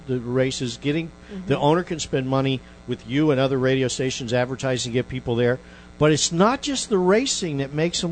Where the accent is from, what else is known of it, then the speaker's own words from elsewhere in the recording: West Virginia, United States; now in Northport, United States; I'm originally from West Virginia.